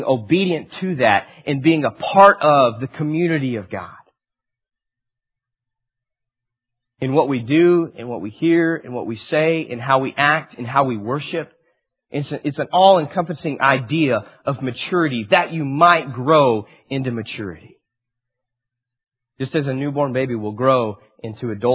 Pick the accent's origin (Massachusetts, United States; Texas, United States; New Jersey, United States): Texas, United States; Amarillo; also born or lived in Dallas; I grew up in Amarillo, and I turned 18 and went to DBU